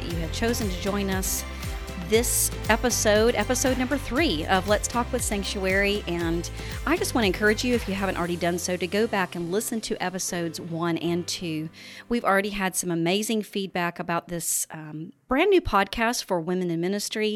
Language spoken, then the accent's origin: English; Oklahoma, United States; Oklahoma, my home state